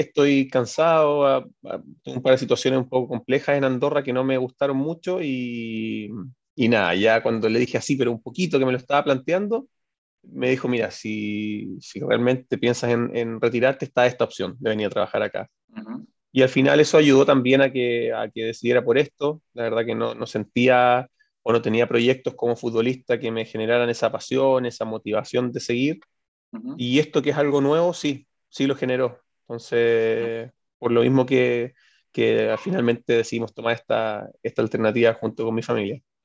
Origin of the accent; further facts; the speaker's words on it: Chile; moved away as an adult; now in Spain; como chileno